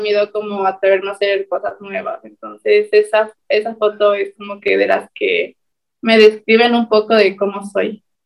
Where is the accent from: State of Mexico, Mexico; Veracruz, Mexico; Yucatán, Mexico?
State of Mexico, Mexico; now in Monterrey, Mexico; yo soy del Estado de México